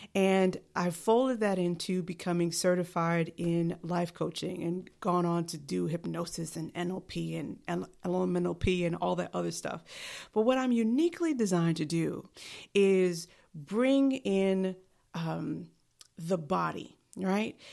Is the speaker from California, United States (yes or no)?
no; New York City, New York, United States; I am from New York City